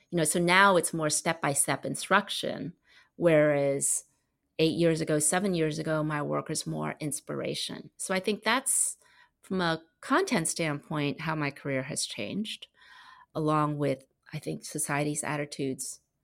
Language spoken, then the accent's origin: English; Maryland, United States; moved away as an adult; also born or lived in Los Angeles, United States / China; I was born in Maryland on the East Coast of America